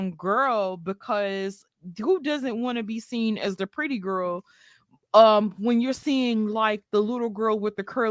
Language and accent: English; New York City, New York, United States; I was raised partially in Brooklyn, New York